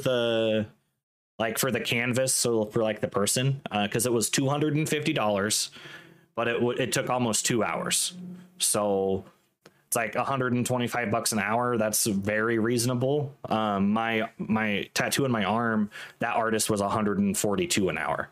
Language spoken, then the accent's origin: English; Washington, United States; moved away; I'm from Washington State. So Pacific Northwest, very rainy